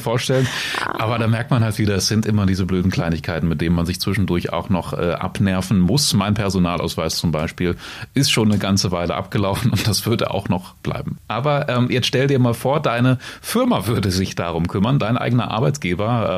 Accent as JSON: {"language": "German", "town": "Salzgitter", "region": "Lower Saxony", "country": "Germany", "tie": "born or raised there", "said": "aus der Stahlstadt, aus meiner Heimat"}